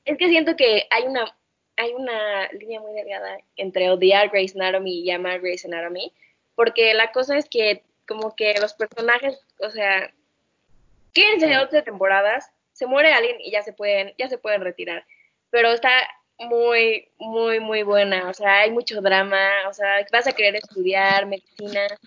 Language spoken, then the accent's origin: Spanish; Mexico; está bonito ser mexicano